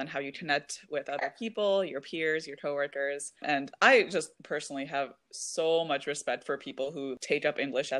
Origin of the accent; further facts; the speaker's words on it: United States; being Indian myself, even though I grew up in the United States